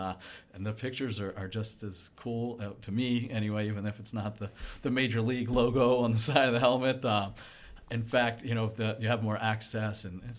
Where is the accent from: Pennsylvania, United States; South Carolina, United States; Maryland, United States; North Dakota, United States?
Maryland, United States; Baltimore; No, you know, I grew up here in Baltimore, right. And I've spent most of my time here.